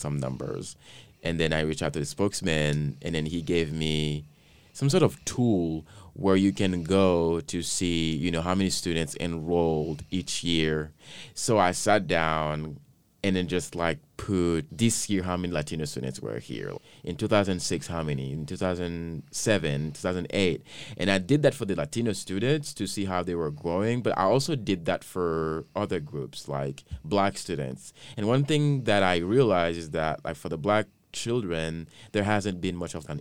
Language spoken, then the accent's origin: English; Haiti; moved away; I grew up in Haiti. It was a requirement for me to learn a different language